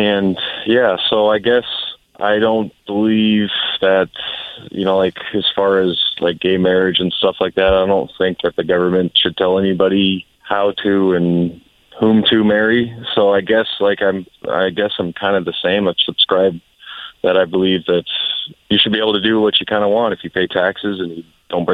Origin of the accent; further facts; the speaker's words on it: Washington, United States; I'm from Washington. It is a very friendly gun state.